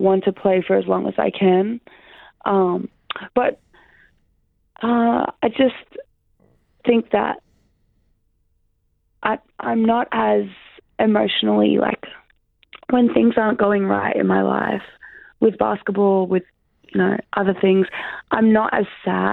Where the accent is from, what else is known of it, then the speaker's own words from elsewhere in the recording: Brisbane, Queensland, Australia; moved away as an adult; also born or lived in Syracuse; now in Sydney, Australia; I'm from Brisbane